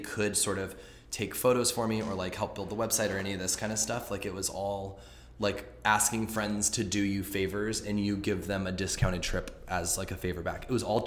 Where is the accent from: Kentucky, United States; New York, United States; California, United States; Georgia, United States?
California, United States; Los Angeles; I'm from here, I'm from Los Angeles